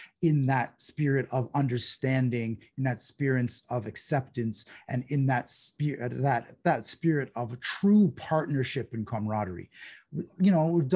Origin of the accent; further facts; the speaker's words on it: Toronto, Ontario, Canada; moved away as an adult; also born or lived in Kingston, Ontario / Montreal / Ottawa; I'm from Toronto. I grew up in Scarborough.